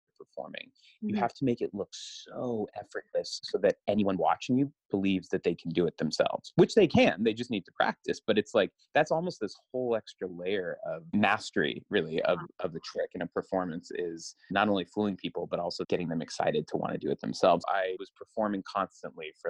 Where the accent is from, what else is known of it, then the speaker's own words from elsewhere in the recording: the Northwest, Pacific Northwest, United States; I'm from the Northwest